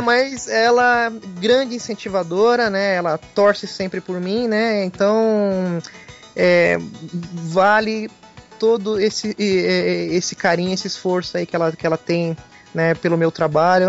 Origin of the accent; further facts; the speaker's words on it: São Paulo, Brazil; eu sou de, de São Paulo